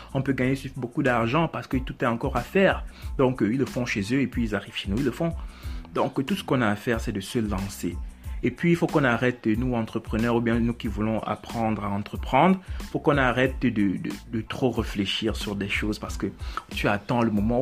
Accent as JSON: {"language": "French", "country": "Cameroon", "said": "Je suis africain, moi aussi, je suis camerounais"}